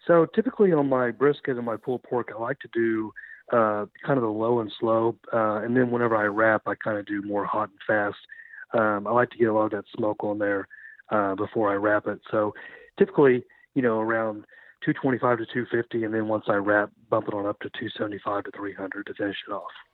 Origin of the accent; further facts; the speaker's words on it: Beggs, Oklahoma, United States; now in Bartlesville, United States; I'm originally from Beggs, Oklahoma. So lived in Oklahoma my whole life.